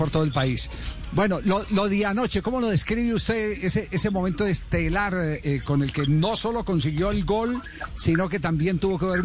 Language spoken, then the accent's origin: Spanish; Manizales, Caldas, Colombia; yo soy de Manizales